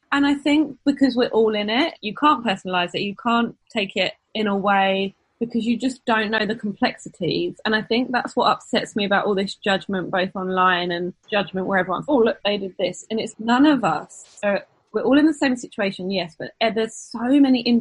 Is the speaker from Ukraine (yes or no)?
no; England, United Kingdom; now in United States; We are English and don't historically celebrate Thanksgiving